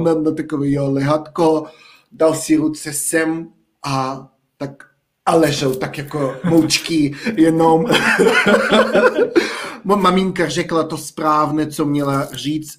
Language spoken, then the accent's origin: Czech; village near Almaty, Almaty Region, Kazakhstan; Czech is a second language; moved away as an adult; now in Czech Republic; vedle Almaty